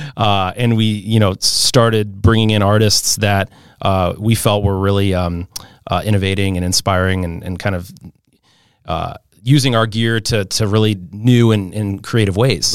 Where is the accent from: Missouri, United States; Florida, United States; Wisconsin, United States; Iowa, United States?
Missouri, United States; St. Louis; I grew up in Saint Louis, Missouri. That's my hometown